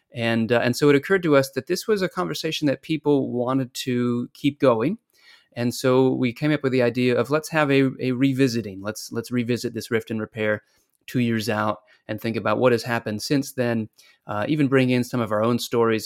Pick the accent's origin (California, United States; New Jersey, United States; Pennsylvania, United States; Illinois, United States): California, United States; San Diego; I grew up in San Diego, California.